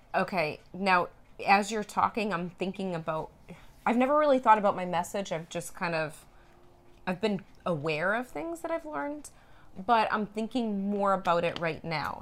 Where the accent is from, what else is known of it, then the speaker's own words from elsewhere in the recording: Norwood, Massachusetts, United States; moved away; We're actually in Norwood, Massachusetts, in my hometown. we're at my parents' house